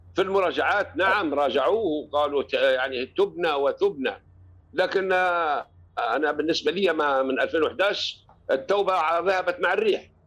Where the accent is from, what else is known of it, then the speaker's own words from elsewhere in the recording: Tripoli, Tripoli District, Libya; عندنا في طرابلس